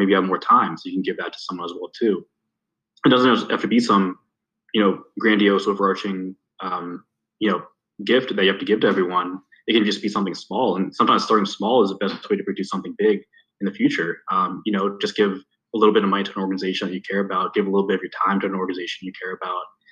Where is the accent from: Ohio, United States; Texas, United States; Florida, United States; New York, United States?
Ohio, United States; Youngstown; growing up in Youngstown